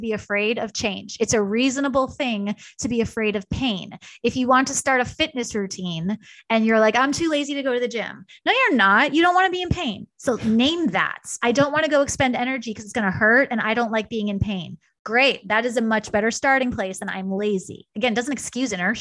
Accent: New York, United States; moved away; also born or lived in Kansas; I'm a New Yorker born and bred

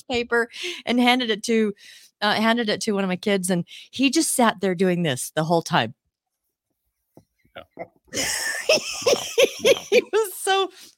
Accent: Seattle, Washington, United States; I grew up in Seattle

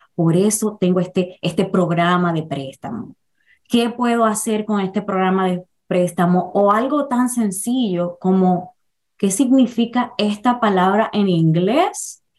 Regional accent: Dominican Republic; moved away as an adult; now in New York, United States; nací en la República Dominicana, emigré a los Estados Unidos a mis 32 años

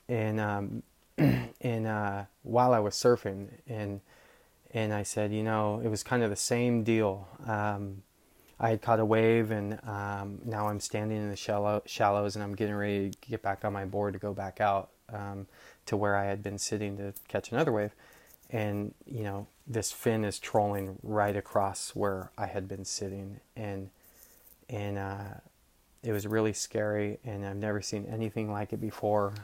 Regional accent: Marin, California, United States; I grew up surfing in Marin

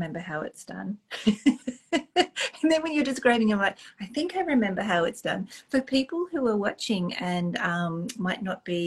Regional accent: Australia; I'm Australian

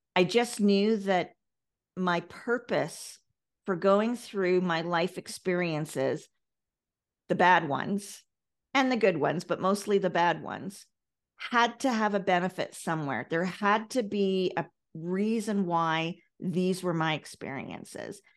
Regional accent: Ireland; I come from Ireland.

